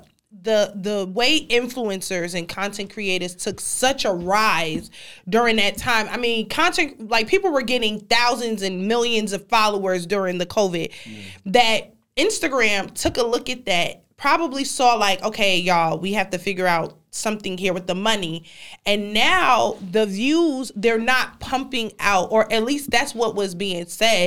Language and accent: English; New York City, New York, United States; now in Gwinnett, United States; I'm from Brooklyn